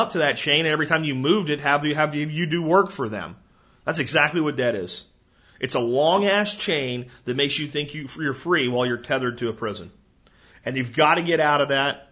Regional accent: New Jersey, United States; moved away; I was born in New Jersey. You know, it's hard to completely turn your back on a place where you were born. There's some part of me will always be a Jersey kid, you know? But I can't see living there

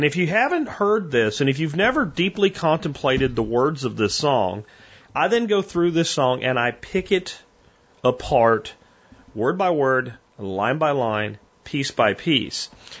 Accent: Schuylkill County, Pennsylvania, United States; also born or lived in Northampton, Pennsylvania; where I grew up in Schuylkill County.

